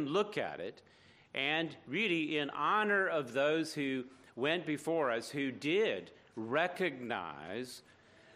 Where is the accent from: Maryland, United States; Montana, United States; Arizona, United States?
Maryland, United States; near Fort McHenry, Baltimore; Fort McHenry near my hometown